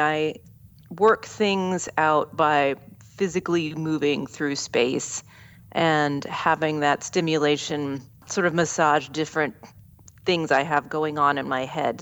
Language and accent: English; Southeast Ohio, United States; moved away; also born or lived in California; my hometown in Southeast Ohio